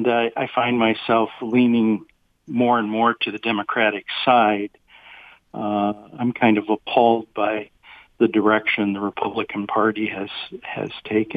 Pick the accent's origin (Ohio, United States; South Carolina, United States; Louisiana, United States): Ohio, United States; Toledo; moved away as an adult; also born or lived in Miami / Boston; now in Troy, United States; I was born and raised in Toledo. I've spent 33 of the last 40 years in Troy. Had short stints living in both Miami and Boston.